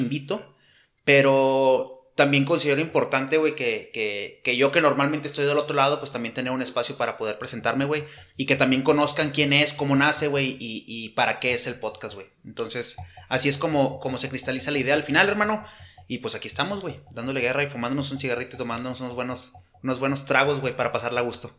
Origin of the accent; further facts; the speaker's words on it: Nuevo León, Mexico; moved away as an adult; now in Chihuahua, Mexico; soy nacido en Nuevo León. Tengo cinco años ya viviendo acá en, Chihuahua